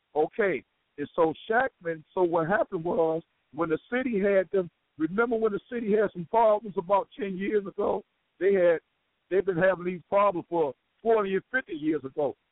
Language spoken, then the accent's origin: English; Chicago, Illinois, United States; I grew up in Robert Taylor